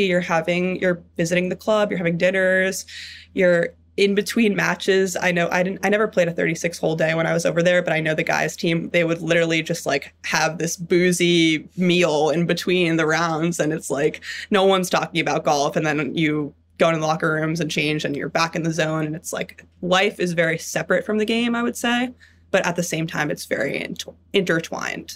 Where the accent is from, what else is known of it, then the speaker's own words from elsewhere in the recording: New York City, New York, United States; I grew up in Manhattan, in New York City